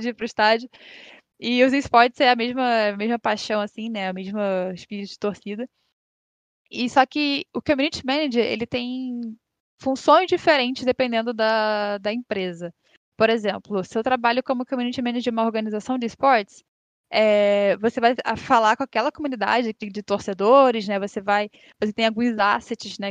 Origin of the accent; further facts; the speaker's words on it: Rio de Janeiro, Brazil; Eu sou daqui do Rio